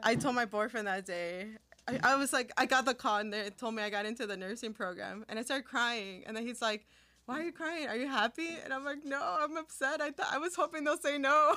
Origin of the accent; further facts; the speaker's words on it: Bolingbrook, Illinois, United States; first language Spanish; English is a second language; also born or lived in California / Chicago, Illinois; growing up in bolingbrook